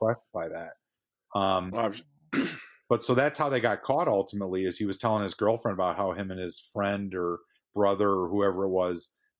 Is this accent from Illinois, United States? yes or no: yes; St. Charles, Illinois, United States; I grew up in St. Charles, Illinois, and my wife is from Palatine.